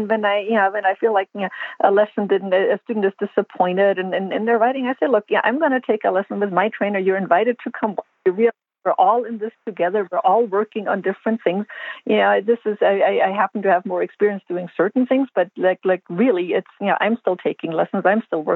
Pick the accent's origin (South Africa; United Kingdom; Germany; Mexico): Germany; now in United States; I grew up in Germany and I got yelled at a lot as a child in group lessons on lesson horses.